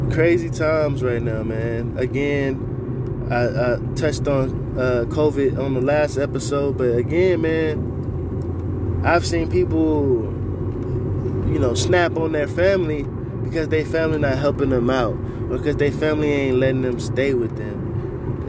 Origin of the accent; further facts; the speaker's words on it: San Antonio, Texas, United States; I'm from San Antonio, Texas